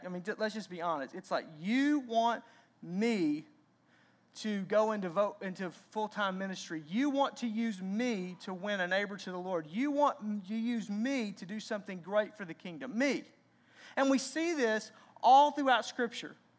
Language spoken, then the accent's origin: English; Arkansas, United States; I grew up in Arkansas